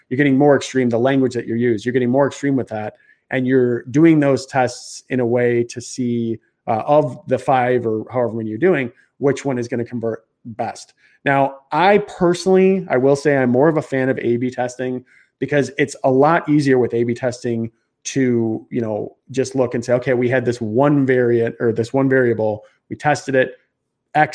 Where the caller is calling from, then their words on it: Chicago, Illinois, United States; I'm in Chicago, so I don't know. Probably I got a little bit of an accent going.